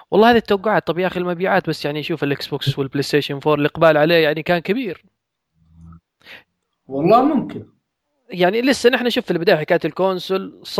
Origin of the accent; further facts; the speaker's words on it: Hadhramaut, Yemen; لا شوف انا حضرمي يعني ترى هذه الامور